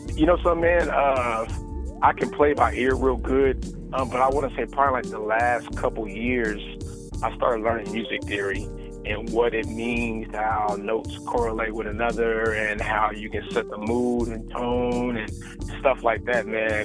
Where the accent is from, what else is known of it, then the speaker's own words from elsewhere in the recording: Oklahoma, United States; also born or lived in California; I'm born and raised in Oklahoma. I got a little bit of California in me as well